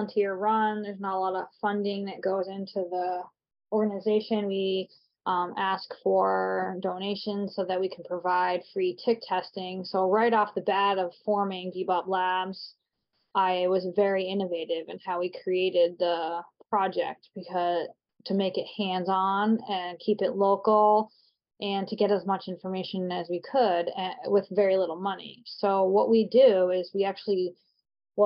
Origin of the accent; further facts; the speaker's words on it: Vermont, United States; moved away as an adult; now in New Hampshire, United States; I live in New Hampshire now, but I grew up in Vermont